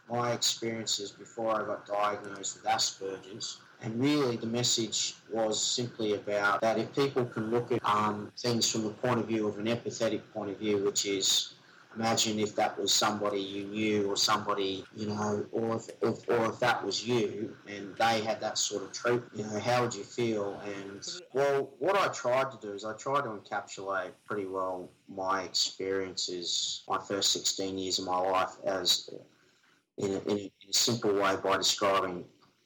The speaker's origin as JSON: {"language": "English", "country": "Australia", "said": "I'm from Australia."}